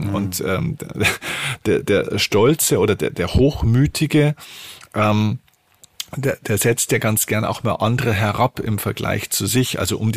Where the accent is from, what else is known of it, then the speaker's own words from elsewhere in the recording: Bavaria, Germany; hey, ich komme aus Bayern, ich liebe Bayern. Aber bin ich stolz auf Bayern? Nein, aber ich komme gern aus Bayern und ich liebe dieses Land.